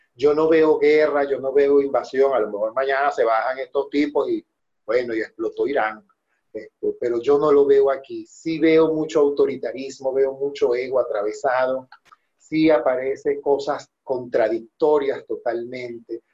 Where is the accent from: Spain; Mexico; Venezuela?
Venezuela; moved away; todos nosotros que somos venezolanos